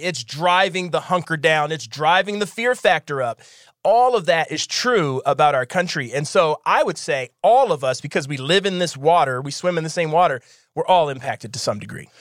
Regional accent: Philadelphia, Pennsylvania, United States; growing up in Philadelphia

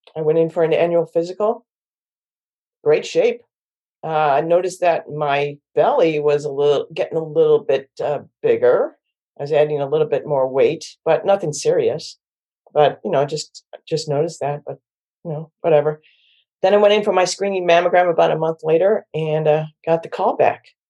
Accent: Syracuse, New York, United States; now in Washington, D.C. area, United States; I'm from Syracuse, New York, and I'm one of eleven kids

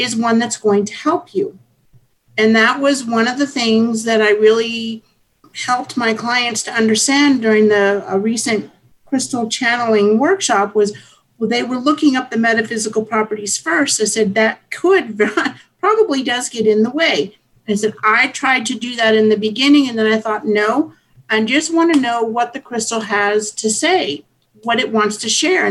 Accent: Hawaii, United States; I grew up in Hawaii

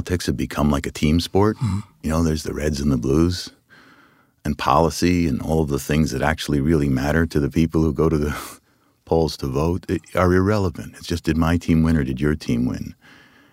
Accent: United States; I'm American

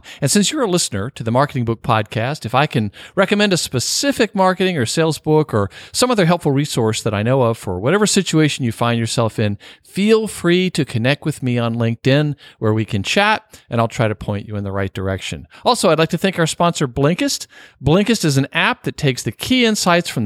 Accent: Norfolk, Virginia, United States; my hometown

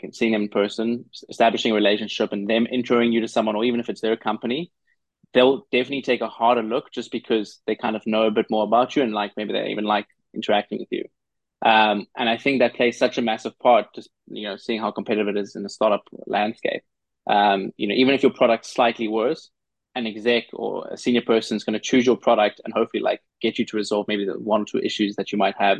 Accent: South Africa; moved away as an adult; now in New York, United States; I grew up in South Africa

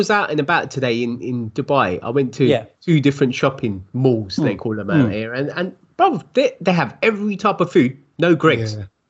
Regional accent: London, United Kingdom; South London

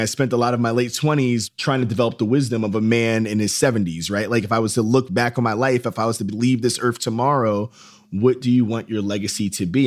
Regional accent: Yonkers, New York, United States; also born or lived in Philadelphia / Columbia, South Carolina; I grew up in Yonkers, New York

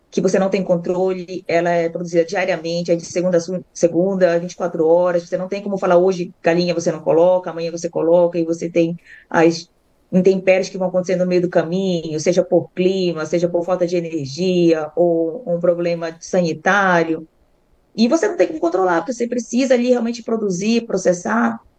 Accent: Belém, Pará, Brazil; now in Bastos, Brazil; Eu vim de Belém, não era a minha profissão ali inicial, cheguei a ser dentista.

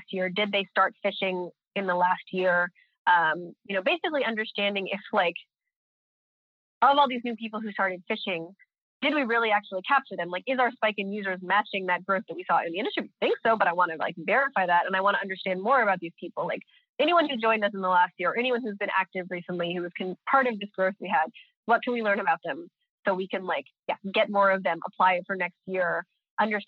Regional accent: United States; now in Stockholm, Sweden; I'm American, so I can talk like an American

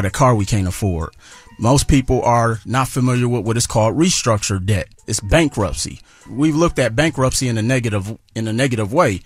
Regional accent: Milwaukee, Wisconsin, United States; I'm originally from Milwaukee, Wisconsin

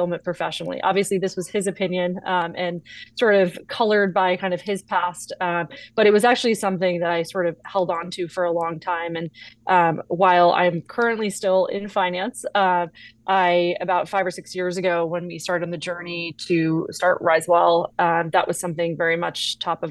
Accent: Newport, Rhode Island, United States; also born or lived in Augusta, Georgia; I was born in Augusta, Georgia, and about a year and a half after I was born, my parents moved up to Newport, Rhode Island, which is a very scenic coastal town, a really great childhood

